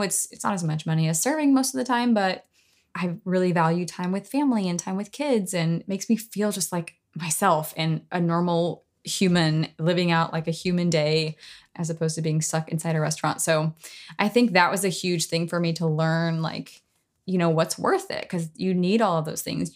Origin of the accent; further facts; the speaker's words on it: Knoxville, Tennessee, United States; high school in my hometown of Knoxville